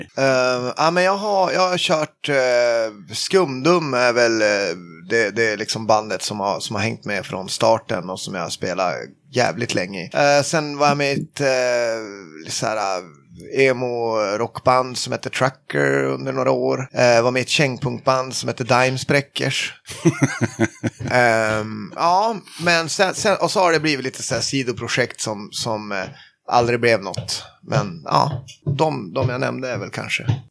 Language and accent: Swedish; a small village outside Skellefteå, Västerbotten County, Sweden; moved away as an adult; also born or lived in Falun; är från uh, eh, KG, en liten by utanför Skellefteå uppe i eh, norraste Norrland